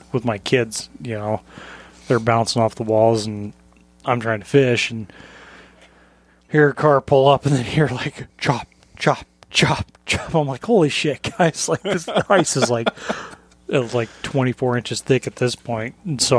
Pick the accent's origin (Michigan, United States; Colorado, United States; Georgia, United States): Colorado, United States; now in Alaska, United States; I'm not from the Midwest. Like I'm from Colorado originally. Basically lived more than half my life here now